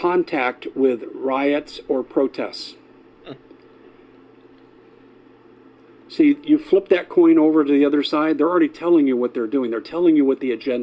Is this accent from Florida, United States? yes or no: no; Arizona, United States; my home state, Arizona